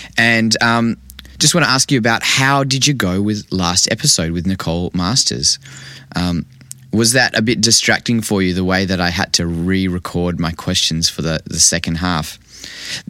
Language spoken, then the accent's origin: English; Vancouver, British Columbia, Canada; I grew up in Vancouver